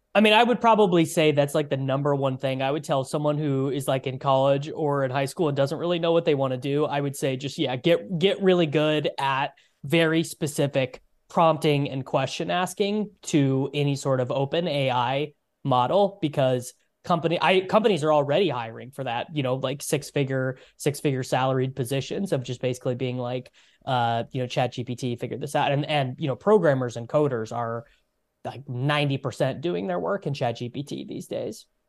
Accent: United States; us as Americans.

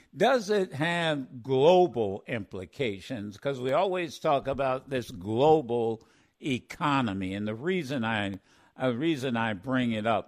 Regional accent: Dayton, Ohio, United States; we grew up in Dayton together

